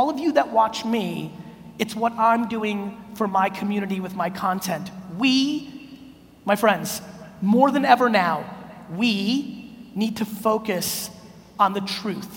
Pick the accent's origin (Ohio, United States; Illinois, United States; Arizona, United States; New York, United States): New York, United States; New York City; also born or lived in Soviet Union; I was born in the Soviet Union, we come to America, I live in a studio apartment in Queens.